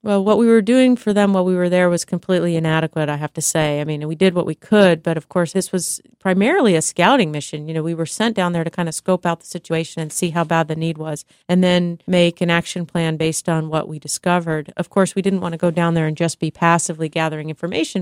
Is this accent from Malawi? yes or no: no; United States; being American